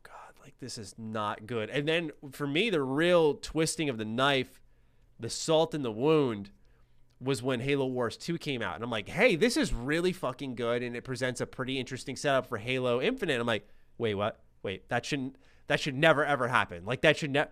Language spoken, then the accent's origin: English; New York City, New York, United States; accent: New York; I'm in New York